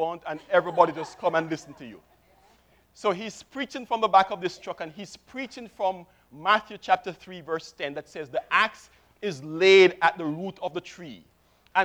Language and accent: English; Kingston, Jamaica; I was born in Kingston, Jamaica, 1964, which makes me 46